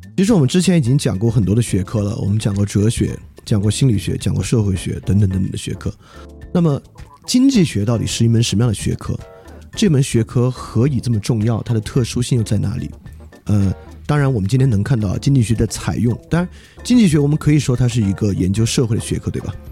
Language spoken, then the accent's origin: Chinese; China